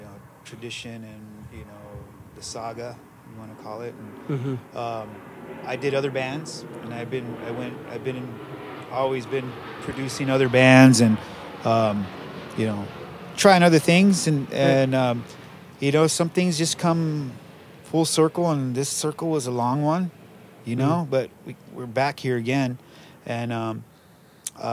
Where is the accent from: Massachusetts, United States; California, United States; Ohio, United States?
California, United States; Los Angeles; we grew up in the East Valley